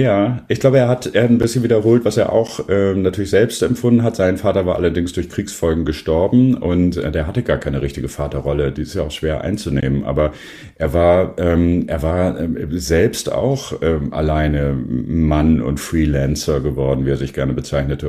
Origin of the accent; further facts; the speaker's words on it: Worpswede, Lower Saxony, Germany; also born or lived in Sindelfingen, Germany; now in Bremen, Germany; ich bin auch in der Nähe von Bremen aufgewachsen, eigentlich geboren in Sindelfingen. Dann sind meine Eltern aber hier hochgezogen aus beruflichen Gründen. Da bin ich in der Nähe von Bremen in Wobswede aufgewachsen